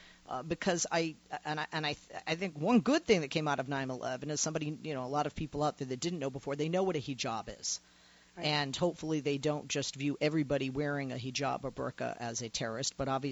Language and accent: English; United States; I, as an American woman